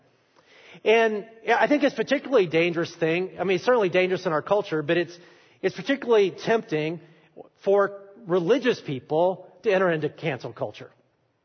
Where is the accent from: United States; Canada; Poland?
United States; Alabama; I am from Alabama